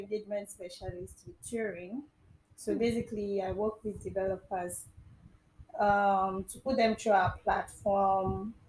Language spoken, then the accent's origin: English; Rivers State, Nigeria; I'm from Rivers State.